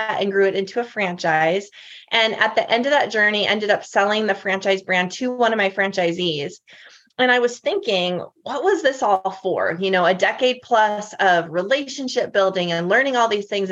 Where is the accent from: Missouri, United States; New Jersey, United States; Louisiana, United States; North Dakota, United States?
North Dakota, United States; moved away as an adult; now in Nashville, United States; born and raised in North Dakota